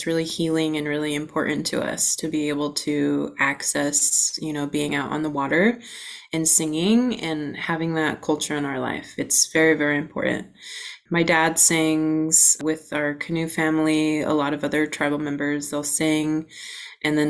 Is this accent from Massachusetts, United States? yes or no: no; Washington, United States; I grew up in Swinomish, was born here, I'm an enrolled member of the Swinomish tribe